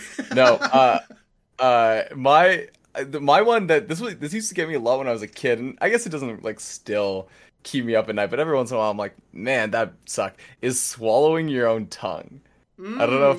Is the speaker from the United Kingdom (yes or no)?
no; Canada; I'm Canadian.